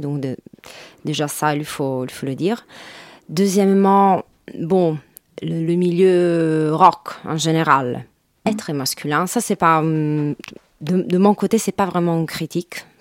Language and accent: French; Rome, Lazio, Italy; French is a second language; moved away as an adult; now in Paris, France; je suis italienne de Rome.